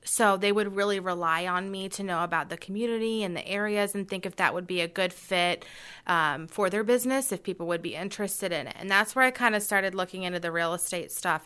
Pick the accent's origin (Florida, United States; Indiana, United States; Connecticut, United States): Indiana, United States; Carmel; I was actually raised in Carmel